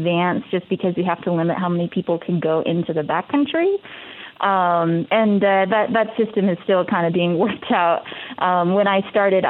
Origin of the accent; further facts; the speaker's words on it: Wisconsin, United States; also born or lived in New Mexico / Kentucky; now in Hawaii, United States; I'm originally from Wisconsin